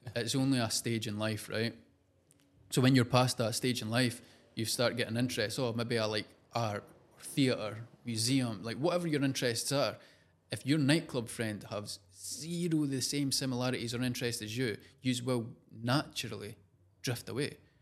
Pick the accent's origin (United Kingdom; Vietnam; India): United Kingdom; Scotland; accent: Scottish; also born or lived in London